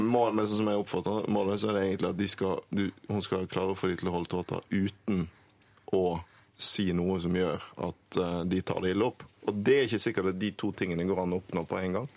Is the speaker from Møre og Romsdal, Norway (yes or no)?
no; Bergen, Vestland, Norway; now in Oslo, Norway; Jeg vokste opp i Bergen med en far fra Oslo